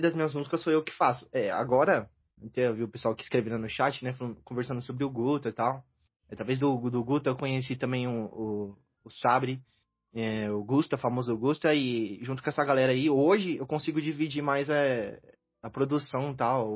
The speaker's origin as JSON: {"language": "Portuguese", "area": "ABC Paulista", "region": "São Paulo", "country": "Brazil", "said": "Eu sou aqui do ABC Paulista"}